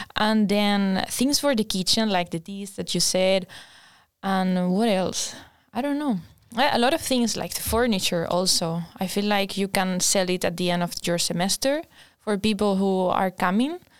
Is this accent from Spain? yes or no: yes; Spain; moved away as an adult; now in Linköping, Sweden; I'm from Spain